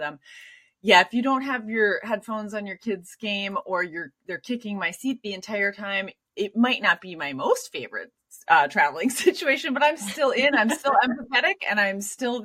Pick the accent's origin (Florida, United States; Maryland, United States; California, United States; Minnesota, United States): Minnesota, United States; Minneapolis; I lived in the Twin Cities